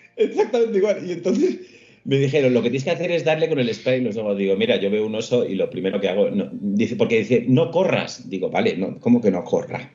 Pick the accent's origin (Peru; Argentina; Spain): Spain; yo soy español